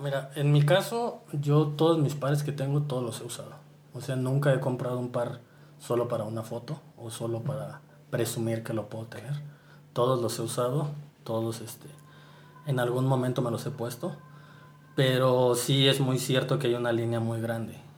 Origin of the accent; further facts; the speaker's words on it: Morelia, Michoacán, Mexico; now in San Juan del Río, Mexico; En realidad no soy de San Juan del Río, soy de Morelia, pero vivo allá, en San Juan del Río